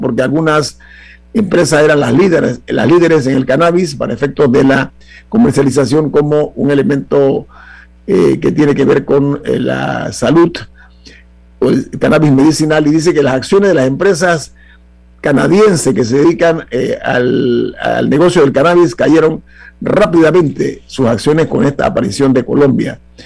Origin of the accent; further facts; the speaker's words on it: Panama; como panameños